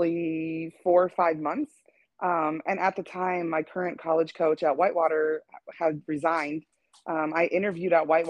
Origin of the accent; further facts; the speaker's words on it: Wisconsin, United States; moved away; I'm originally from Wisconsin